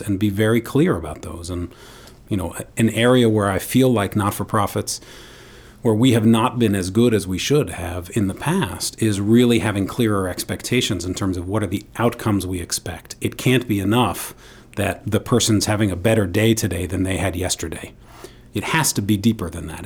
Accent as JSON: {"language": "English", "town": "New York City", "region": "New York", "country": "United States", "tie": "born or raised there", "said": "I grew up in New York City with my father"}